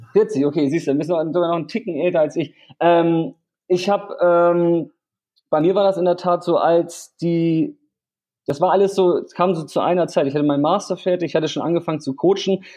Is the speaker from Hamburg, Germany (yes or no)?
yes; Hamburg, Germany; also born or lived in Vietnam; ich komme aus Hamburg und lebe 50-50 in Hamburg und Vietnam